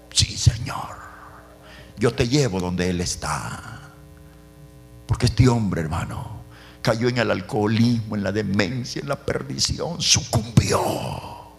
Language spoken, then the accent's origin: Spanish; El Salvador; Yo soy salvadoreño